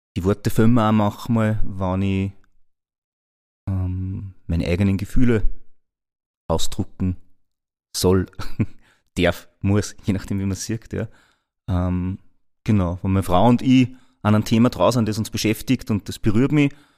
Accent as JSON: {"language": "German", "town": "Linz", "region": "Upper Austria", "country": "Austria", "said": "ich wieder zurückgefahren bin nach Linz. Ja? Also mein, mein eigen, eigentliches Daheim, dort wo ich herkomme"}